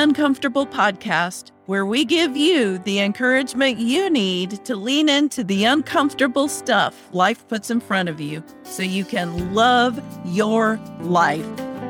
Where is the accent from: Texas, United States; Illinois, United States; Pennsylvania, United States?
Illinois, United States; outside of Springfield, Central; well, I'm from Central Illinois outside of Springfield.